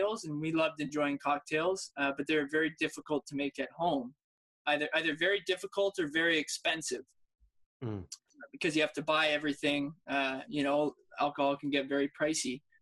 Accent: Niagara region, Ontario, Canada; born or raised there

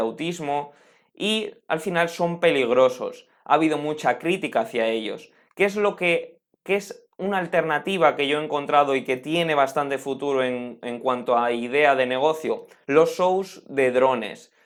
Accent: Spain; En mi país, por, en España

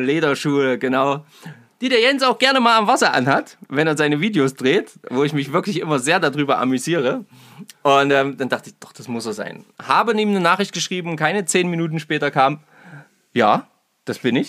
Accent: Naumburg, Saxony-Anhalt, Germany; ich komme aus Naumburg

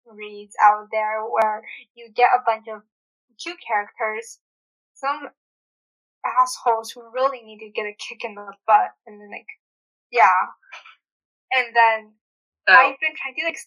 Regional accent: United States; I'm originally from the state

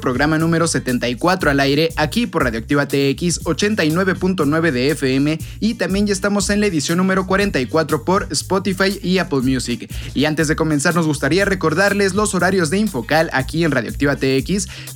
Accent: Mexico; nosotros como mexicanos

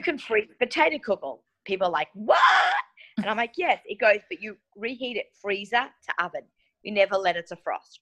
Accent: Australia; moved away; I grew up in Australia

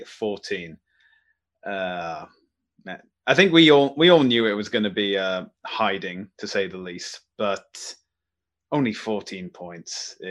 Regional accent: Welsh, Wales, United Kingdom; Being Welsh

